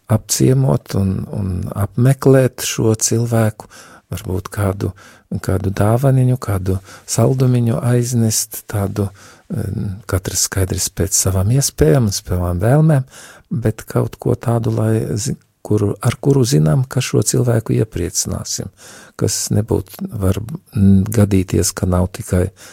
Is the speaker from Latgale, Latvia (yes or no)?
yes; Latgale, Latvia; accent: Latgalian; es arī no Latgales, kā jūs jau dzirdat, varbūt pēc manas izrunas var teikt